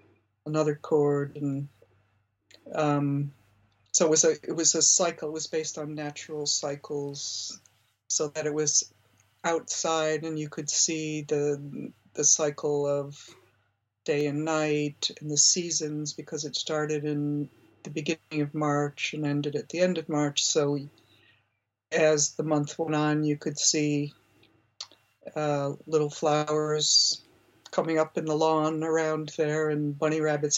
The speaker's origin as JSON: {"language": "English", "town": "Buffalo", "region": "New York", "country": "United States", "tie": "born or raised there", "moved": "yes", "said": "I grew up in Buffalo, New York, which was a big center for experimental music at the time I was in high school."}